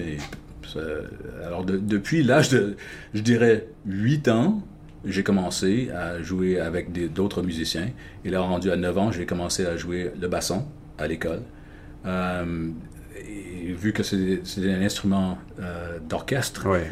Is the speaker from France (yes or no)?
no; Ontario, Canada; also born or lived in Quebec; j'ai déménagé du Québec à, en Ontario, ici quand j'avais 7 ans